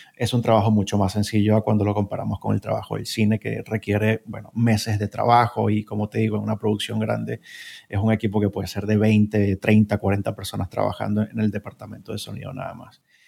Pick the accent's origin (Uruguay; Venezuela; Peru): Venezuela; moved away as an adult; now in Spain; soy originario de Venezuela, pero llevo viviendo en España casi seis años